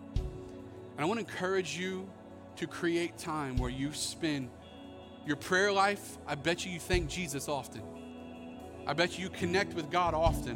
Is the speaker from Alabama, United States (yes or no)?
no; Florida, United States; growing up in Florida